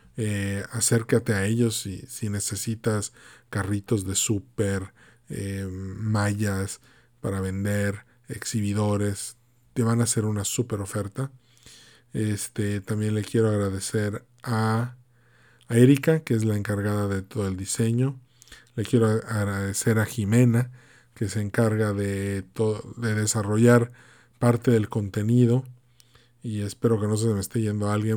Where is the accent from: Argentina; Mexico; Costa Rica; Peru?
Mexico; México, pues mi país de origen, un país al que amo muchísimo